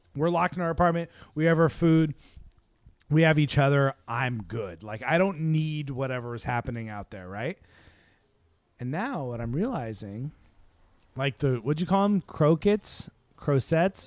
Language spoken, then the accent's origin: English; Seattle, Washington, United States; we're from Seattle.